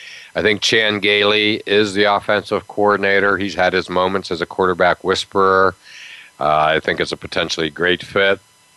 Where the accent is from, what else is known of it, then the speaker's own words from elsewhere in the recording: Pennsylvania, United States; growing up in Pennsylvania